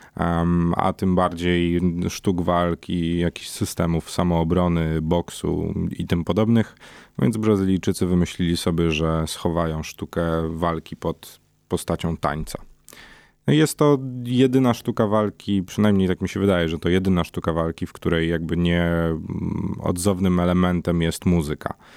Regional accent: Warsaw, Masovian Voivodeship, Poland; wywodzę się z dzielnicy, która, no, nie należała te dwadzieścia lat temu do, do najbezpieczniejszych

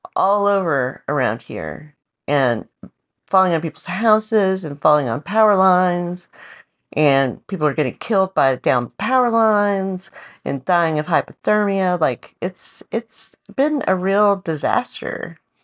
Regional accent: the South, United States; now in Portland, United States; grew up in the South

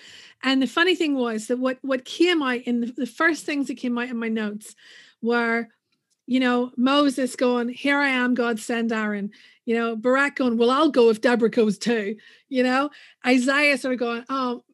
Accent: Northern Ireland, United Kingdom; moved away as an adult; also born or lived in United States; let's get the accent out of the way first. I'm from Northern Ireland, but I did live in the States for a few years where I did grad school.

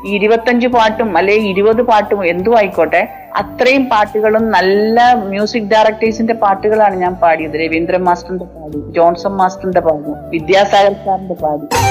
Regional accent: Kerala, India; moved away

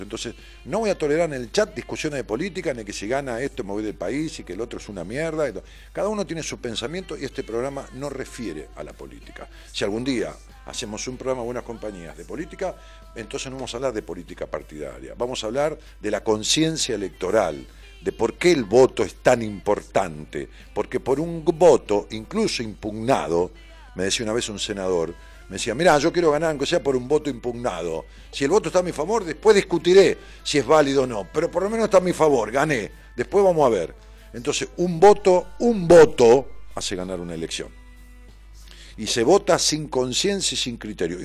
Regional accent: Ramos Mejía, Buenos Aires Province, Argentina; yo voy a Ramos Mejía hoy, a mi pueblo.

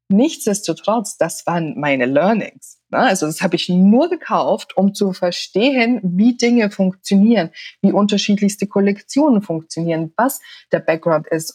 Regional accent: Austria; ich bin ja in Österreich aufgewachsen

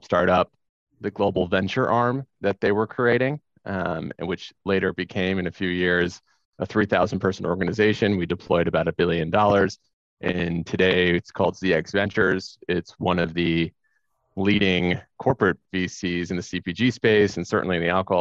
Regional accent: Orlando, Florida, United States; moved away as an adult; also born or lived in New York; I grew up in Orlando, Florida.

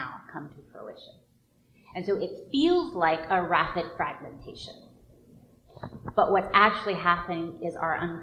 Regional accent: the North, United States; now in the South, United States; I grew up in the North, right? But I live in the South

